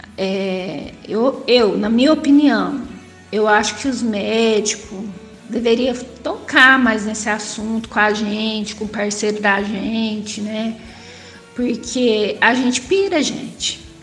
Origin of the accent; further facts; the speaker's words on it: interior of São Paulo, Brazil; Sou do interior de São Paulo